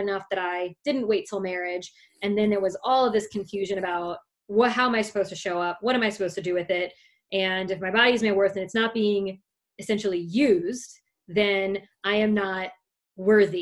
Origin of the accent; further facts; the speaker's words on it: South Louisiana, United States; I'm from South Louisiana